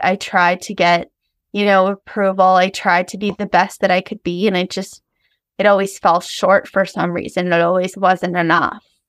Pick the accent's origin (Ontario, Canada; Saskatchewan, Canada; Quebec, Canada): Ontario, Canada; I grew up in Ontario